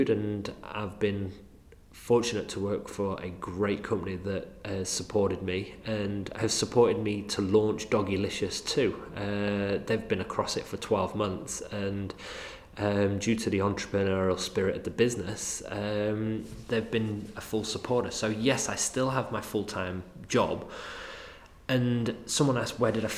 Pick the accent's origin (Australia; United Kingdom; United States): United Kingdom; Manchester, North West England; accent: Mancunian; my crazy Mancunian accent